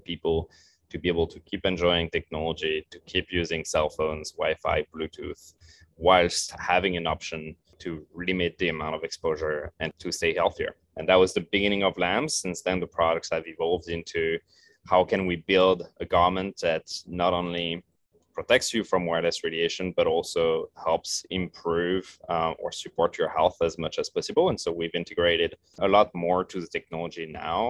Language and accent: English; France; moved away as an adult; also born or lived in Paris; now in Santa Monica, United States; growing up in France